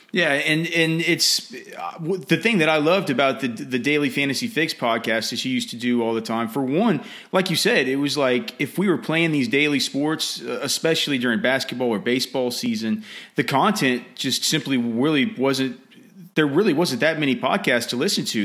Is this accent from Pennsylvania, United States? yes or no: no; Texas, United States; also born or lived in Evanston, Illinois; my dad said he needed to get his son back to Texas A S A P, so they moved back, but I was born in Evanston